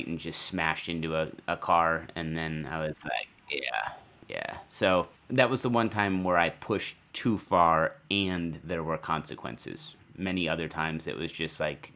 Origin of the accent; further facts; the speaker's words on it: Madison, Wisconsin, United States; my hometown in Madison, Wisconsin